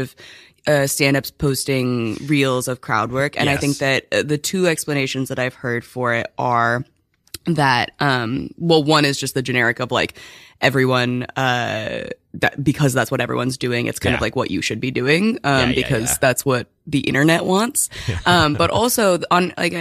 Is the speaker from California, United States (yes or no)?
yes; San Diego, California, United States; moved away as an adult; now in New York, United States; I'm from San Diego. I moved back home for like a year and some change after college, and then I moved here in September of 2019